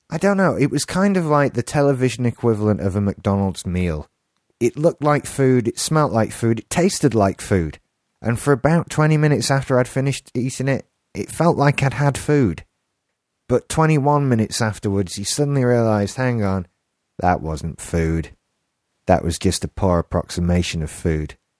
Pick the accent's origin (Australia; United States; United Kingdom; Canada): United Kingdom; England; accent: English; my English accent